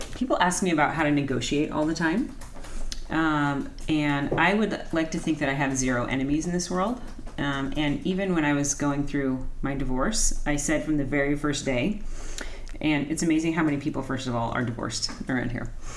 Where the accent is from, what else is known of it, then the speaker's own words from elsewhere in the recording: Anaheim, California, United States; I grew up in Anaheim.